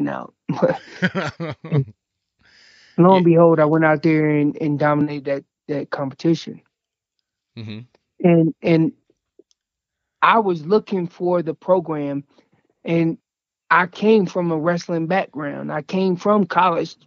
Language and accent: English; North Carolina, United States; now in Colorado, United States; I'm originally from North Carolina. I did not grow up in Colorado.